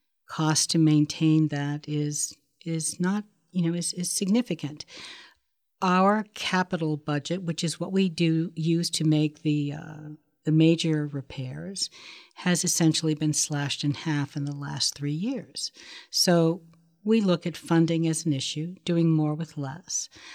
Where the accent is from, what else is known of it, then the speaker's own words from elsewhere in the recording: Sharon, Pennsylvania, United States; born there; I was born in Sharon, Pennsylvania.